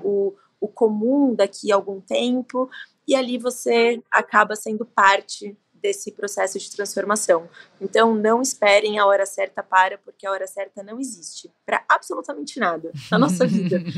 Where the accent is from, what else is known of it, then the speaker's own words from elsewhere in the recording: Brazil; a gente, como brasileiro